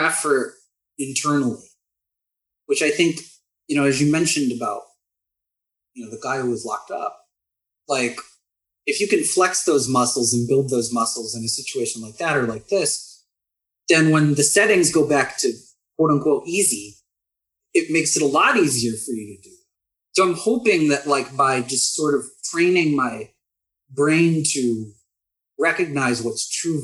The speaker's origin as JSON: {"language": "English", "country": "United States", "also_born_or_lived": "Austin, Texas / San Antonio, Texas", "said": "being American"}